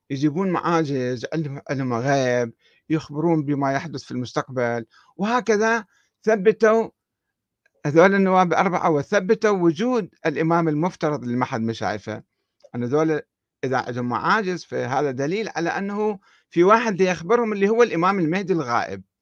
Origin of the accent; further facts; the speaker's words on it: Iraq; وراحت الآن باقي شنو عندنا في العراق باقي قبور قبور الأئمة الاثنى عشر